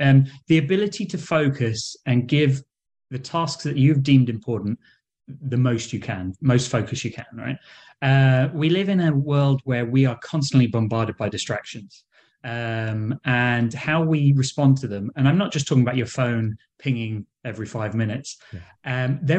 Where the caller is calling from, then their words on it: London, United Kingdom; So I'm in London, England.